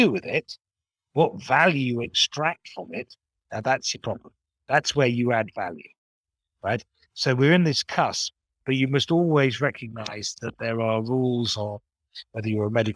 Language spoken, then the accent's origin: English; United Kingdom; also born or lived in Japan; I'm British